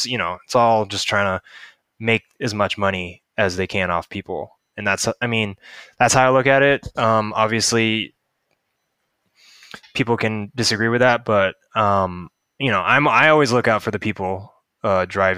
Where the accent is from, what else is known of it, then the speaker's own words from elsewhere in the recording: Seattle, Washington, United States; growing up in Seattle